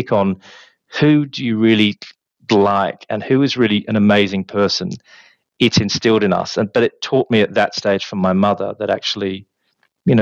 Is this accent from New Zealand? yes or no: no; Australia; moved away as an adult; also born or lived in Birmingham; now in London, United Kingdom; growing up in Australia